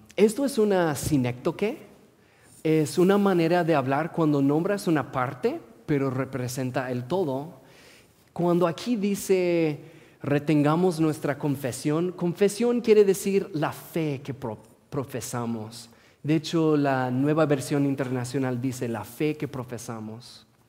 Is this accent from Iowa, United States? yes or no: no; Portland, Oregon, United States; Spanish is a second language; also born or lived in Morelia, Michoacán, Mexico; Soy oriundo de Portland